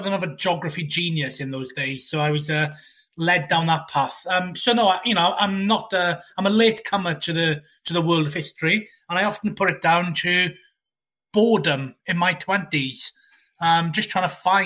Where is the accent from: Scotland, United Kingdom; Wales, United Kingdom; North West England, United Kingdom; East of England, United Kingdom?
Wales, United Kingdom; accent: Welsh; As my accent, as you, many of you will be able to tell, I am Welsh myself.